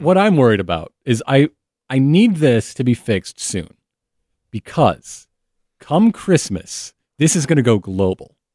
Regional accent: Flint, Michigan, United States; I'm from Flint, Michigan.

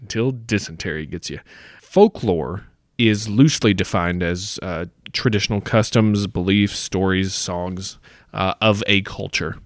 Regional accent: United States; growing up in America

